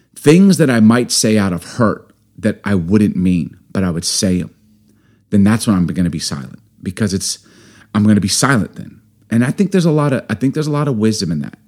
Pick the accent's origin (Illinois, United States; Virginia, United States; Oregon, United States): Illinois, United States; Chicago; I grew up in Chicago